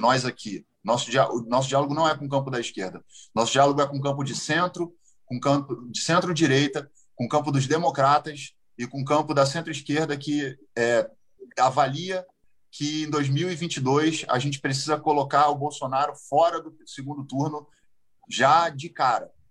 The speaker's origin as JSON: {"language": "Portuguese", "country": "Brazil", "said": "como brasileiro."}